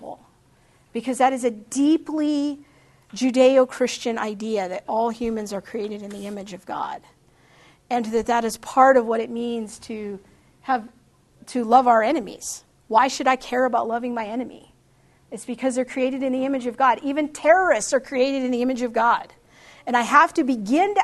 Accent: United States; I love my country

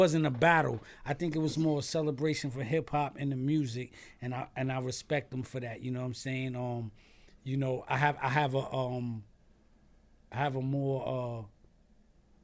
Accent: New York City, New York, United States; I'm from Staten Island.

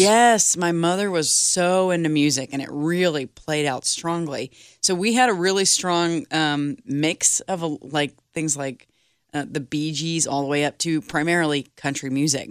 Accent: Texas, United States; I grew up in Texas

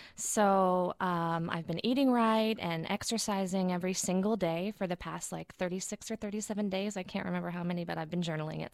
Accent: Chattanooga, Tennessee, United States; moved away as an adult; I'm from Chattanooga, Tennessee, uh, originally, born and raised. Um, it was actually a small town outside of Chattanooga

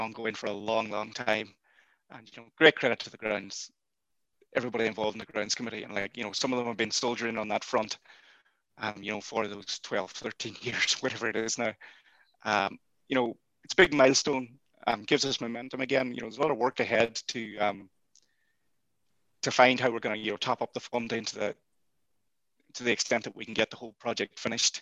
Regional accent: Buncrana, Ulster, Ireland; now in Galway, Ireland; I'm based in Galway, and if people could go to this game, I would drive to my hometown of Buncrana

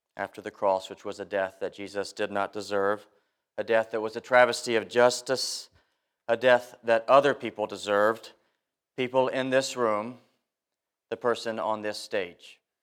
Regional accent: South Carolina, United States; moved away; Growing up in South Carolina, people from time to time took a snooze on Sunday during the sermon

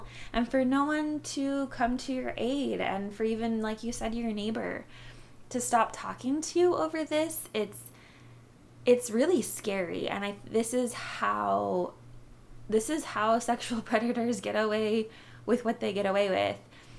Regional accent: Arizona, United States; now in -; I am Native American from the Navajo tribe. I grew up on the Navajo reservation in northern Arizona.

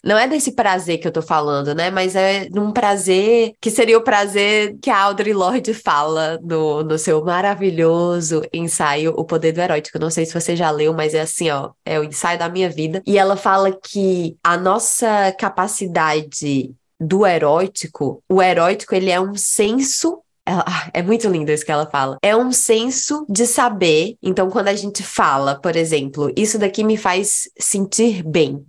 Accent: Northeast Region, Brazil; moved away; quando eu ainda morava na minha terra, no Nordeste

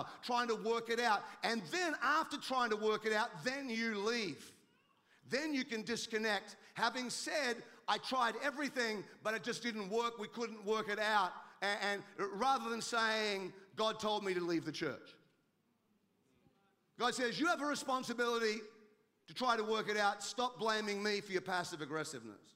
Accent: Australia; now in United States; I'm an Australian. I live in America.

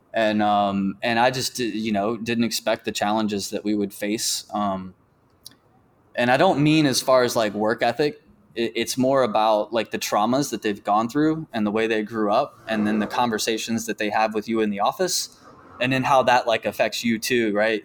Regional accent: Norfolk, Virginia, United States; moved away as an adult; also born or lived in North Carolina / Gainesville, Florida; now in Memphis, United States; I was born, I was born in North Carolina, but grew up in, in Norfolk, Virginia

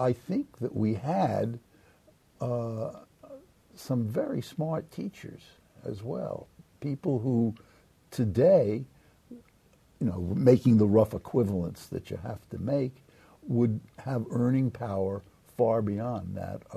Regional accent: New York City, New York, United States; I was born and brought up in Brooklyn

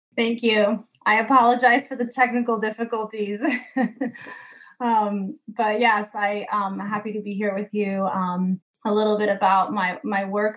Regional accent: Newark, New Jersey, United States; in my hometown of Newark and New Jersey

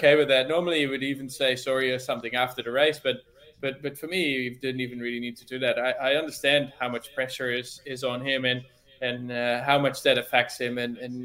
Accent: North Brabant, Netherlands; As a Dutch boy, obviously, I started riding my bike before I could walk it almost, and watching always Tour de France on TV, because that's just what you do, I guess, growing up in the Netherlands

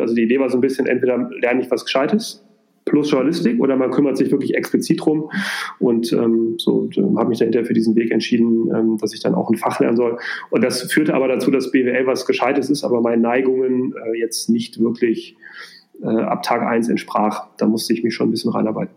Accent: Minden, North Rhine-Westphalia, Germany; moved away as an adult; also born or lived in near Düsseldorf; now in Hamburg, Germany; ich bin in der Nähe von Düsseldorf geboren, habe da auch die ersten sechs Jahre gewohnt ähm, und bin dann in Minden aufgewachsen

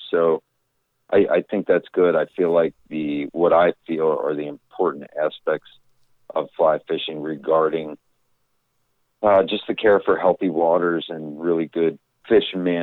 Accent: Thompsontown, Pennsylvania, United States; moved away as an adult; I was born and raised here in Thompsontown, Pennsylvania

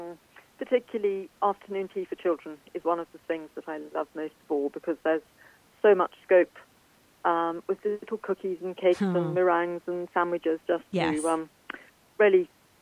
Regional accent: South Africa; moved away; I grew up in South Africa. My mum was English. And as I say, although it was a South African upbringing

